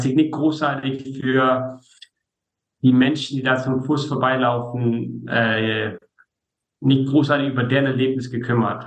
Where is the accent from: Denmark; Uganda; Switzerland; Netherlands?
Denmark; muss man vielleicht als Däne sagen